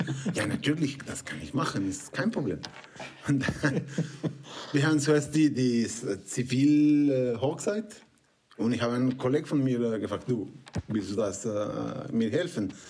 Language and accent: German; Mexico; German is a second language; moved away as an adult; also born or lived in Canada; now in Switzerland; ich komme aus Mexiko. Ähm, ähm, seit 20 Jahren schon in die Schweiz.